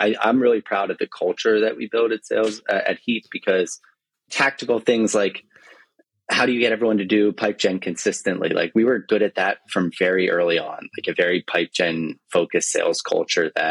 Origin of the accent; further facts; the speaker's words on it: New Jersey, United States; moved away as an adult; also born or lived in San Francisco; I'm from New Jersey